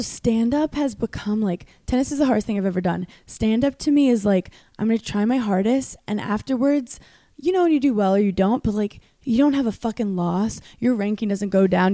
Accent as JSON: {"language": "English", "town": "New York City", "region": "New York", "country": "United States", "tie": "born or raised there", "said": "I'm from Brooklyn, New York originally. Mm-hmm. I'm from a place called Park Slope."}